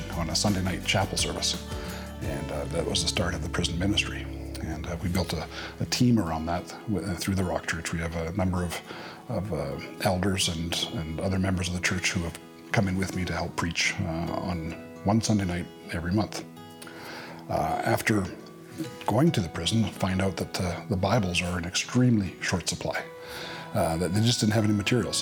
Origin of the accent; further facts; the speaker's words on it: Regina, Saskatchewan, Canada; I'm from Regina, Saskatchewan.